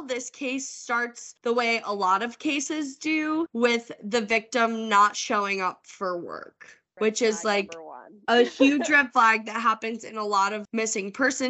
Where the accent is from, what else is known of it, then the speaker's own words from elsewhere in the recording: Holt, Michigan, United States; That's very common for my hometown. Like, Holt is a suburb of Lansing. It's very close to Michigan State.